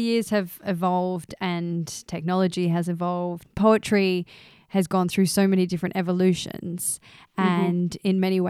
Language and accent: English; Australia; now in London, United Kingdom; Daisy and I, as I said before, we're Australian and we've moved to London.